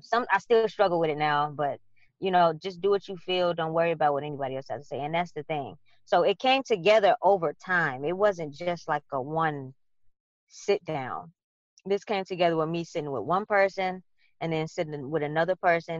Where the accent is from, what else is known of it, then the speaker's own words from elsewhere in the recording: Chicago, Illinois, United States; I grew up on the west side of Chicago